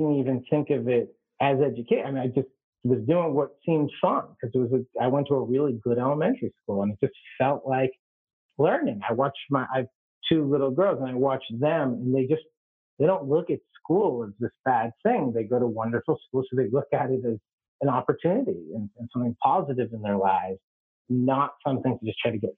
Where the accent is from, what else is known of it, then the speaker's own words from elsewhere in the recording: Worcester, Massachusetts, United States; moved away as an adult; also born or lived in Atlanta, Georgia / Somaliland; I grew up in Worcester, Massachusetts